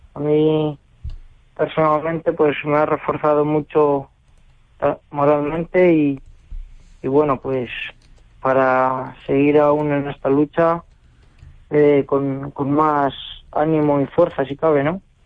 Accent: Cuenca, Castilla-La Mancha, Spain; la Plaza de Tero de Cuenca, ¿no? De mi tierra, en mi ciudad

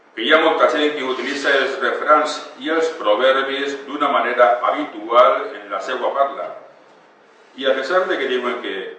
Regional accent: Kingdom of Valencia, Valencian Community, Spain

